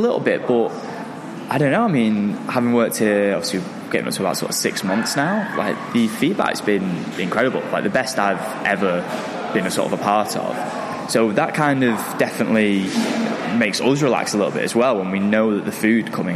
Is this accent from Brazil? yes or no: no; Manchester, North West England, United Kingdom; I'm from Manchester, I've lived all my life here